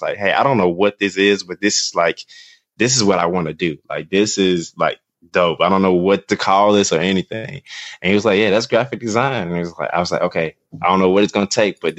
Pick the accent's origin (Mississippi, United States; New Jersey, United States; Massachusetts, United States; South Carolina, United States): Mississippi, United States; Columbus; moved away as an adult; also born or lived in Birmingham, Alabama; now in Atlanta, United States; I grew up in Columbus, Mississippi, which is Northeast Mississippi.